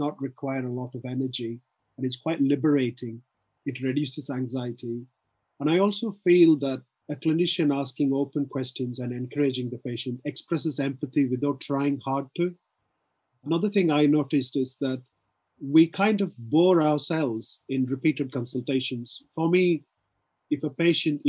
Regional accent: South India, India; I'm from South India, so I can do a variety of handshakes

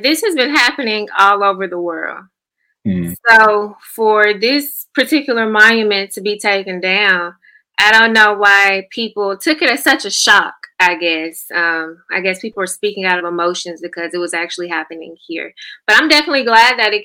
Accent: Grenada, Mississippi, United States; I'm from Grenada

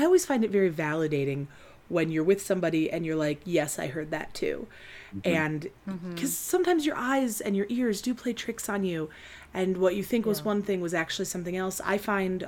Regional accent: Benton Harbor, Michigan, United States; I grew up in Benton Harbor

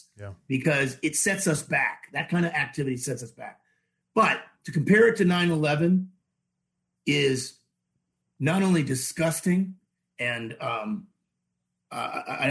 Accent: Rhode Island, United States; now in Florida, United States; I grew up in Rhode Island, but that's why I live in Florida

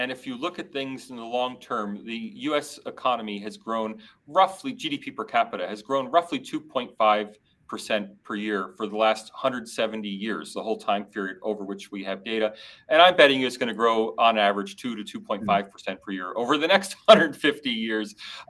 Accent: United States; now in Sydney, Australia; I'm American

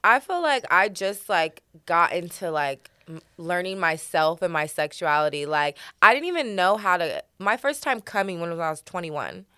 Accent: Oregon, United States; moved away; I'm from Oregon

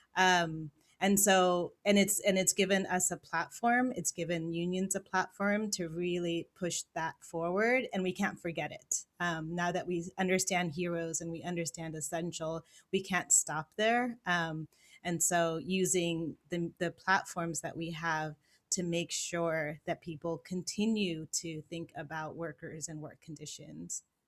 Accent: Los Angeles, California, United States; moved away as an adult; also born or lived in San Francisco Bay Area / New York; I grew up in Los Angeles.

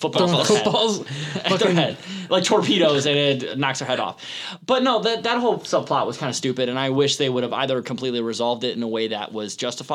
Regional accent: Green Bay, Wisconsin, United States; I am from Green Bay

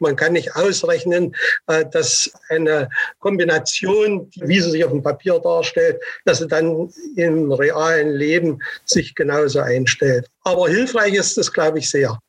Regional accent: Leipzig, Saxony, Germany; meine Heimatstadt oder quasi Heimatstadt Leipzig

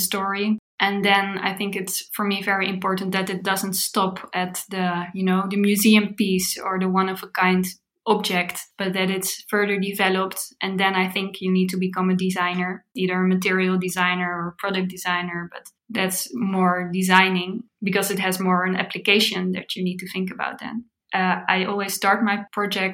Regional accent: The Hague, South Holland, Netherlands; I grew up in The Hague. It's a city in the Netherlands close to the beach.

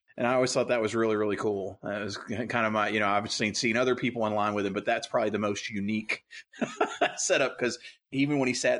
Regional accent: Louisville, Kentucky, United States; Growing up in Louisville

